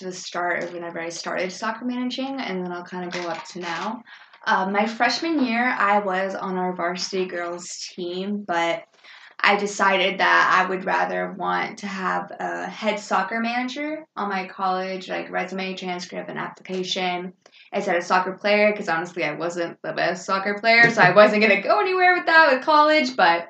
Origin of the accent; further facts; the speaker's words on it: Japan; born there; because I was born in Japan on an American military base